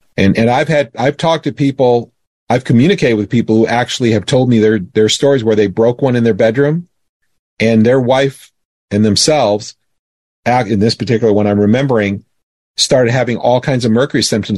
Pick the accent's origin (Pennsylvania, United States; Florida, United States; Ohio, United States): Florida, United States; I grew up in Florida